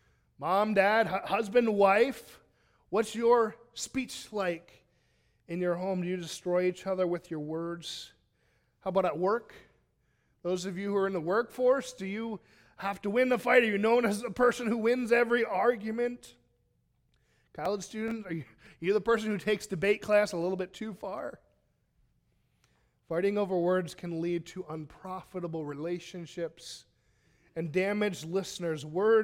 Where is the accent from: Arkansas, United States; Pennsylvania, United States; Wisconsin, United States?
Pennsylvania, United States; I grew up in Pennsylvania.